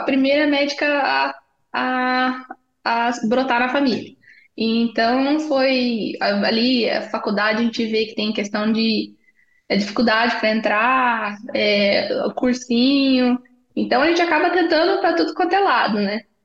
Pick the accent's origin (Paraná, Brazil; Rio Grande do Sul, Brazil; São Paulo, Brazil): Paraná, Brazil; also born or lived in Itajaí / Londrina / Taubaté / Chicago; Eu sou paranaense